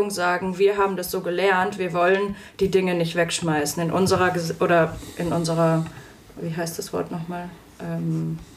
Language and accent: German; North Rhine-Westphalia, Germany; now in Fulda, Germany; Also ich bin aufgewachsen im Ruhrgebiet.